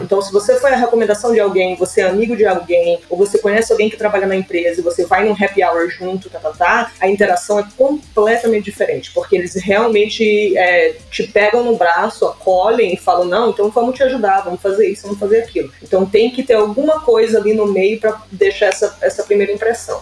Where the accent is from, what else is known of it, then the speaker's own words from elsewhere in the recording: São Luís, Maranhão, Brazil; moved away as an adult; now in Canada; Eu sou de São Luís, Maranhão.